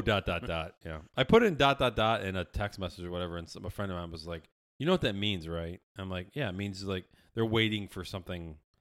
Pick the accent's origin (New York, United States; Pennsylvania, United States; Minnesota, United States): New York, United States; Syracuse; I'm from Syracuse.